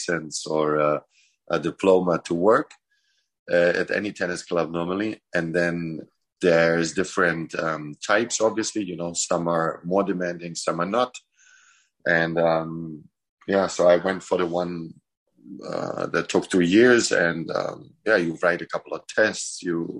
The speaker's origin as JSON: {"language": "English", "town": "Munich", "region": "Bavaria", "country": "Germany", "tie": "born or raised there", "also_born_or_lived": "Croatia", "moved": "yes", "said": "I grew up in Munich"}